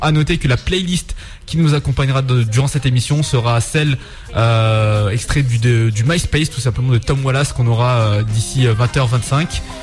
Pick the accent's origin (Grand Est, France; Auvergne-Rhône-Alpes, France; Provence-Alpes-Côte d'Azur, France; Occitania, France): Auvergne-Rhône-Alpes, France; Grenoble; nous on est on est plutôt de Grenoble